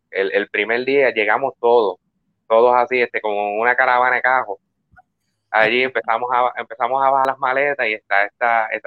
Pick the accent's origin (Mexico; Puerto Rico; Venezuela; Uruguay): Puerto Rico; Quebradillas; now in United States; No, yo soy, yo, soy de Quebradilla. Pero este, pero sí, estoy viviendo en Estados Unidos.